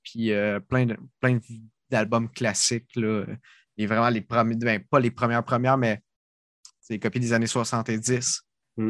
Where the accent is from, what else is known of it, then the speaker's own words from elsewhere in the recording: Sorel-Tracy, Quebec, Canada; accent: Sorel; C'est mon accent de Sorel